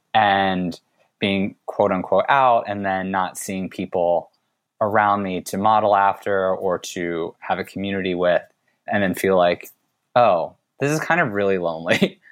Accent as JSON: {"language": "English", "country": "United States", "tie": "born or raised there", "said": "I was born here in the U S"}